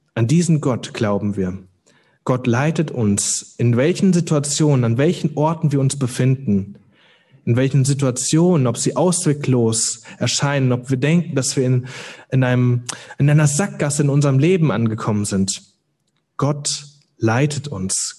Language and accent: German; Hüttenberg, Hesse, Germany; moved away as an adult; also born or lived in Cologne; Ich komme heute Morgen aus Hüttenberg, das ist, liegt in Mittelhessen. Ähm, da bin ich geboren, aufgewachsen